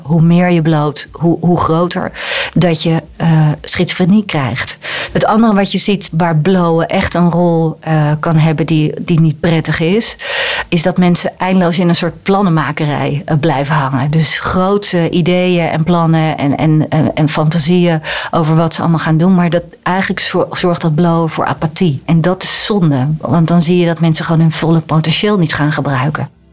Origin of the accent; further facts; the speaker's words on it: Netherlands; als Nederlander